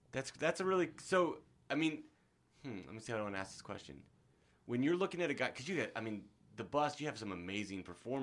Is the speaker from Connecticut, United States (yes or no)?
no; Nebraska, United States; moved away; I'm from Nebraska